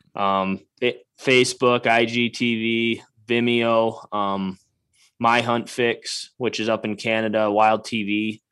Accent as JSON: {"language": "English", "region": "Wisconsin", "country": "United States", "tie": "born or raised there", "moved": "as an adult", "lives_now": "Iowa, United States", "said": "I grew up in Wisconsin, I cut my teeth hunting in Wisconsin"}